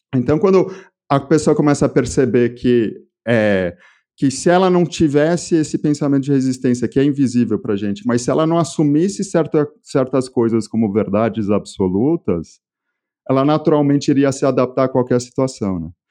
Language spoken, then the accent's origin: Portuguese; São Paulo, Brazil; accent: Brazilian; also born or lived in France; E eu nasci em São Paulo, no Brasil, e eu morei praticamente minha vida toda aqui